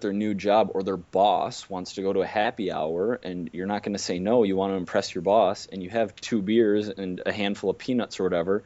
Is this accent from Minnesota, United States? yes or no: yes; Minnesota, United States; moved away as an adult; also born or lived in Wisconsin; I grew up in Minnesota to like super hardworking parents, went to Wisconsin